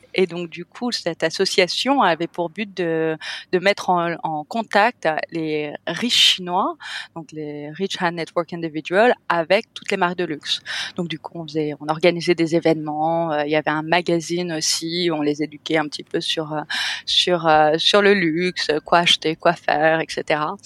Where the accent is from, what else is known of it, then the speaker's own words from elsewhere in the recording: Cannes, Provence-Alpes-Côte d'Azur, France; moved away as an adult; now in Bali, Indonesia; je suis française, je suis moitié hollandaise, je suis née à Cannes, dans la French Riviera, et ça fait 14 ans que je suis en Asie maintenant